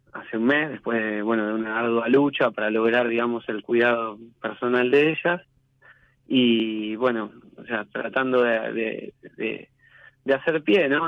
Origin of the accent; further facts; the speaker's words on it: Quilmes, Buenos Aires Province, Argentina; now in Lavallol, Argentina; Vivo en Lavallol, pero bueno, vivo en Lavallol, pero soy de Quilmes